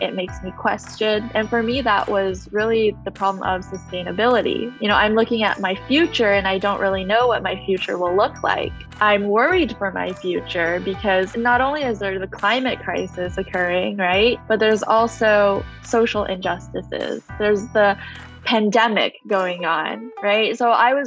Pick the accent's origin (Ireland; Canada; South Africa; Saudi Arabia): Canada; I grew up in Canada